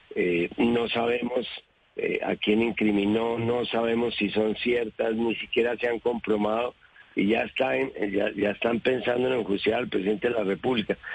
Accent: Bogotá, Bogotá Capital District, Colombia; como bogotano

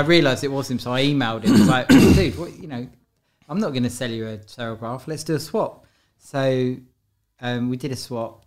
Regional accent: London, United Kingdom; also born or lived in Paris; I grew up in London. Um, I was born in Guy's Hospital in London Bridge

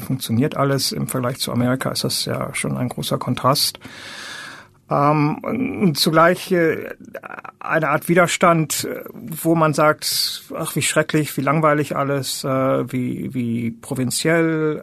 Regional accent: Germany; moved away as an adult; now in United States; Deutschland ist halt das Land, wo ich die Hälfte meines Lebens verbracht habe und aufgewachsen bin

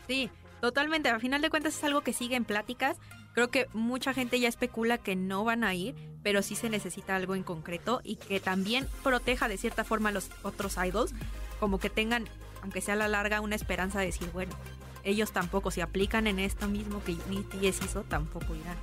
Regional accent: Mexico; nosotros como mexicanos

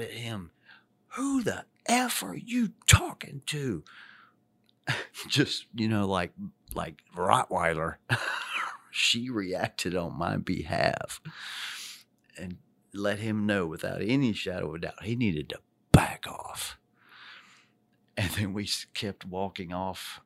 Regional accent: Charlotte, North Carolina, United States; my hometown right here, Charlotte, North Carolina, the Queen City

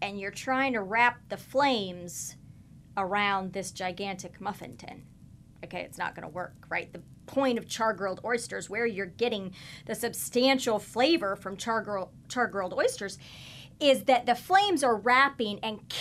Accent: Kansas, United States; moved away; I'm not from here. I'm originally from Kansas. So I'm a born and raised meat and potatoes cattle girl.

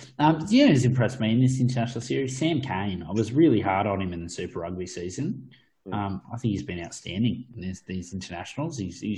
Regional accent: Australia; We love it as Aussie fans.

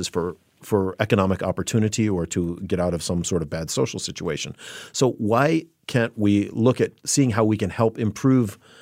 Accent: Chicago, Illinois, United States; growing up as a kid in Chicago, I worked as a busboy at a at a private country club in my hometown

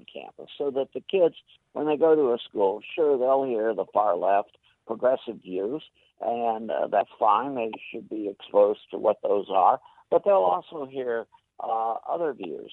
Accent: Champaign-Urbana, Illinois, United States; moved away; also born or lived in Ohio; I am originally from Illinois myself

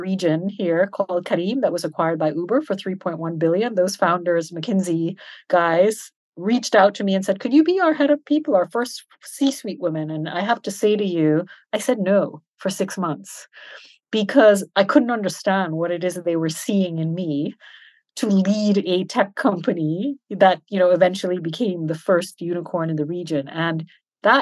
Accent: Switzerland; also born or lived in Canada / Trinidad and Tobago; now in Dubai, United Arab Emirates; I was educated and brought up in Europe, in Switzerland

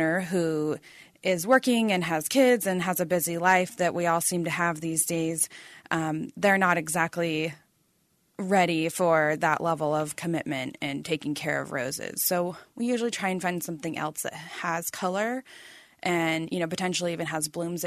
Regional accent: Arizona, United States; also born or lived in Phoenix, Arizona; I am an Arizona native. I grew up in Phoenix for the beginning of my childhood, and then I lived in northern Arizona through the end of high school

